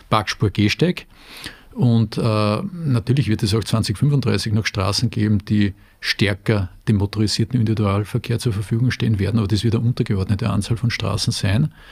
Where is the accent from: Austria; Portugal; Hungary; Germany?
Austria; Salzburg; born there; als geborener Salzburger muss ich sagen, die Steigung der Argentinier schreckt mich